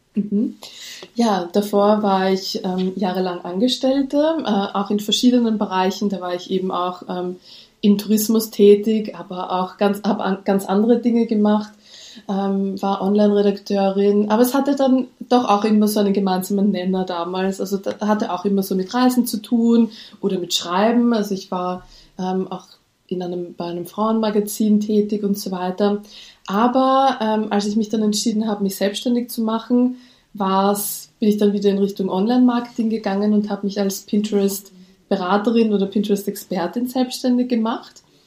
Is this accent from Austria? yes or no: yes; Austria; accent: Austrian; Ich lebe in Österreich, wie man vielleicht an meinem Akzent hört